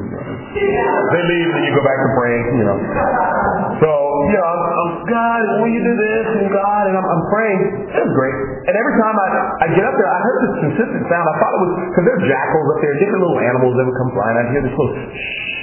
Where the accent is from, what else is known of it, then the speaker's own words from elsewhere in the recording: Los Angeles, California, United States; I'm from Los Angeles, California. Well, originally I'm from Africa, but that's 400 years ago.